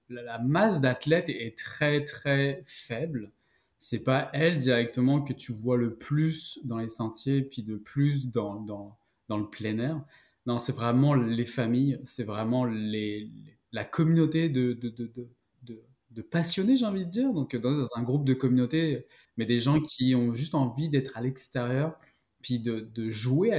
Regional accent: Paris, Île-de-France, France; moved away as an adult; also born or lived in Western Canada; now in Outaouais, Canada; je suis né à Paris

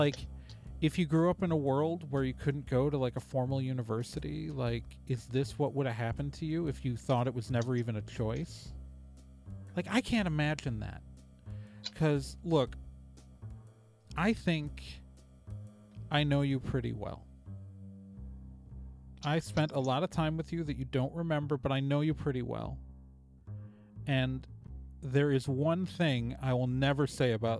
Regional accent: West Coast, United States; moved away as an adult; also born or lived in Midwest; I only came to the Midwest for a job. Like, I'm from the West Coast.

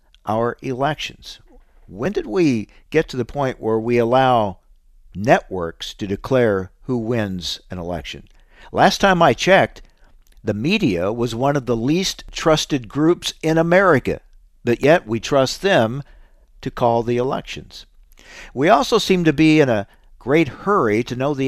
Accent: Illinois, United States; I'm from Illinois, a state with a history of such things

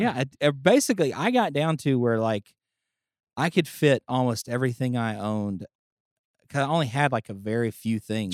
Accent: Bethany, Louisiana, United States; also born or lived in Bossier City, Louisiana / Houston, Texas / Austin, Texas; I grew up in Bethany and then at thirteen we moved to Bossier.

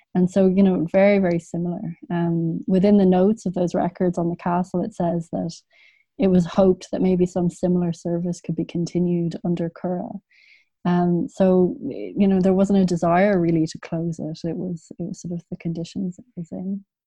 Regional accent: Dublin, Leinster, Ireland; I grew up in Dublin

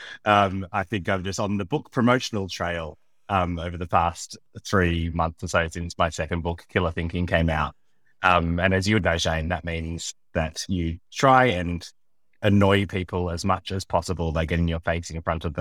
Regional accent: Sydney, New South Wales, Australia; moved away as an adult; now in Kastellorizo, Greece; I was born in Sydney and lived in Sydney for almost all of my life, except where I am now

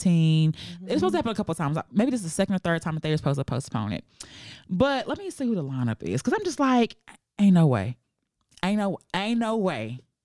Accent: Fort Worth, Texas, United States; I'm from Fort Worth.

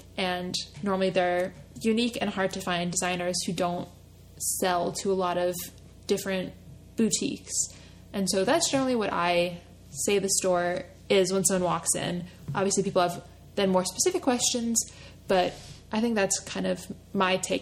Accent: right outside of Philadelphia, Pennsylvania, United States; I grew up right outside of Philadelphia and went to school in North Philadelphia

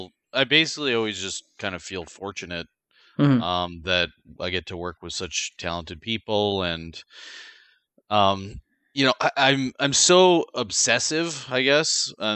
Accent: Canada; I'm Canadian

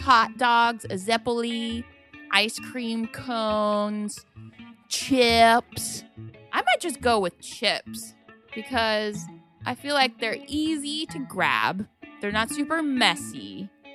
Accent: Ohio, United States; growing up in Ohio

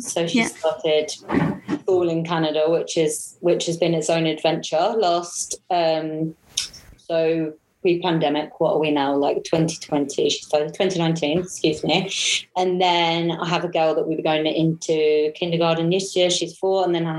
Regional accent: South East England, United Kingdom; I'm from Kent, which is 2 hours south of London.

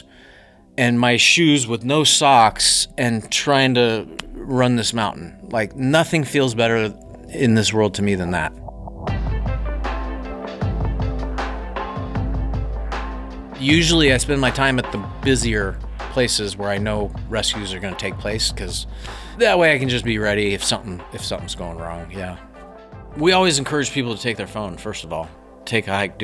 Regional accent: Colorado, United States; moved away as an adult; now in Phoenix, United States; I grew up in Colorado

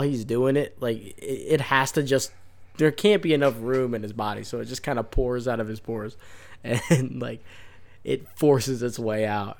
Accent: Florida, United States; from Florida, we got some nonsense words that we use

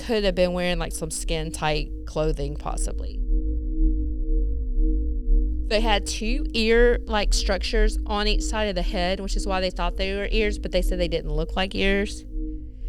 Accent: Mississippi, United States; accent: Mississippi; my Mississippi accent

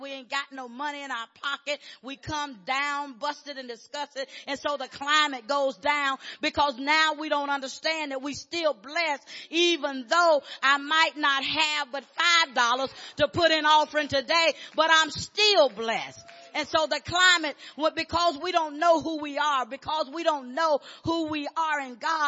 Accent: Arkansas, United States; I'm from Arkansas

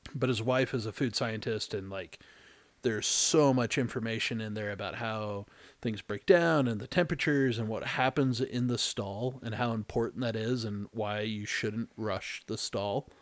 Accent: Texas, United States; moved away; I'm originally from Texas

